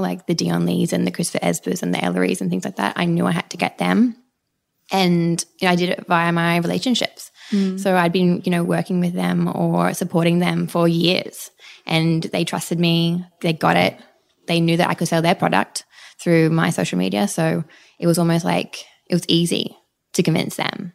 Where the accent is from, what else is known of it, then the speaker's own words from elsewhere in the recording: Brisbane, Queensland, Australia; moved away as an adult; now in Sydney, Australia; I grew up in Brisbane